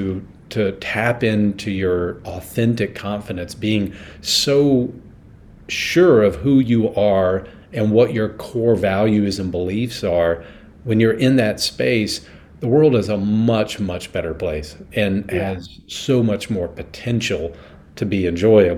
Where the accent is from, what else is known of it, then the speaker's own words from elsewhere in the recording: the South, United States; growing up in the South